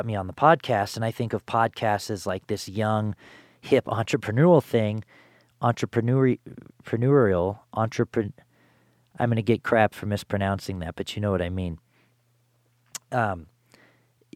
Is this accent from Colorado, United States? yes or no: yes; Louisville, Colorado, United States; I grew up in Louisville, same spelling, Colorado